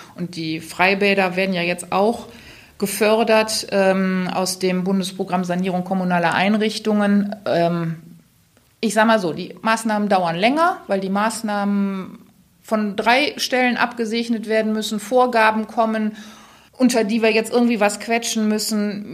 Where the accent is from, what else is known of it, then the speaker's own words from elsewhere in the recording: Remscheid, North Rhine-Westphalia, Germany; ich komme ja aus Remscheid